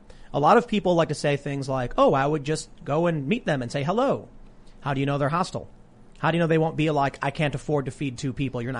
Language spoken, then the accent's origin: English; Ireland; The Irish infiltration. I'm Irish.